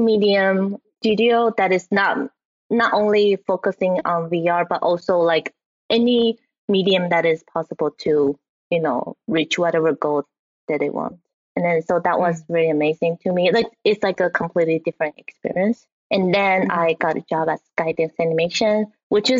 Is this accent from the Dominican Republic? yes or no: no; Taiwan; moved away; So I was originally from Taiwan. And then when I was in Taiwan, you know, we grew up watching anime on TV.